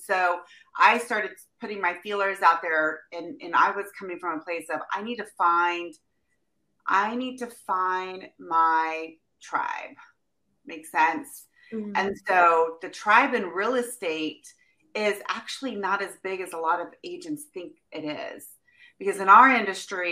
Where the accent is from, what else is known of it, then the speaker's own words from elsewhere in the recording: Midwest, United States; now in Temecula, United States; I am from the Midwest